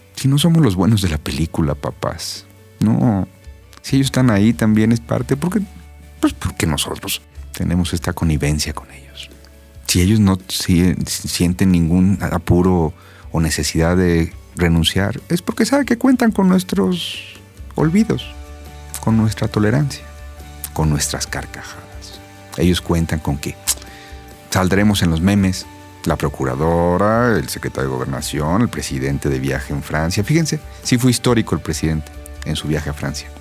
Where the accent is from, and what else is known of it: Mexico